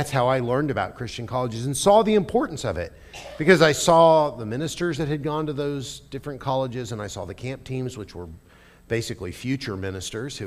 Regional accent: Lebanon, Missouri, United States; I'm from Southwest Missouri originally, down in near Lebanon, Missouri.

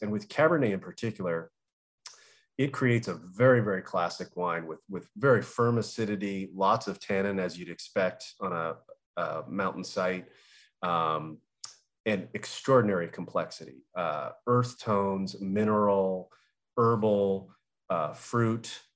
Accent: Southern California, United States; I grew up in Southern California

